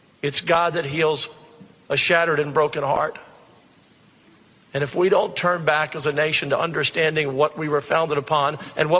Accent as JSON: {"language": "English", "country": "United States", "said": "As an American people"}